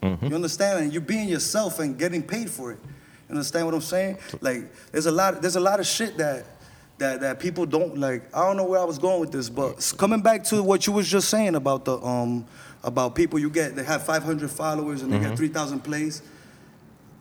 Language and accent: English; New York City, New York, United States; first language English; I'm from Corona